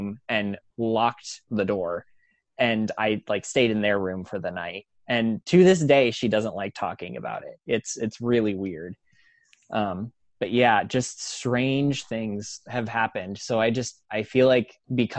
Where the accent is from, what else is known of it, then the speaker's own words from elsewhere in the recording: Midwest, United States; moved away as an adult; now in Orlando, United States; growing up in the Midwest